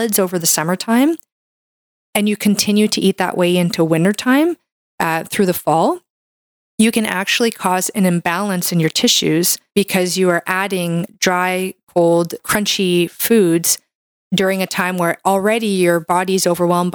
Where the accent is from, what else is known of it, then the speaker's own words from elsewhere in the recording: Canada; I'm a Canadian medical doctor